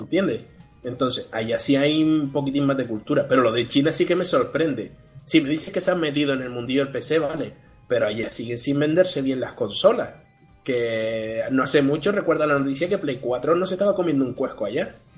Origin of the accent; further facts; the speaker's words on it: Spain; somos el país de Europa con mayor cantidad de smartphones por persona